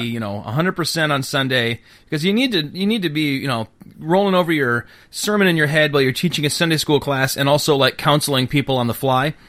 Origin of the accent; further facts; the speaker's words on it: Bay City, Michigan, United States; I grew up in Bay City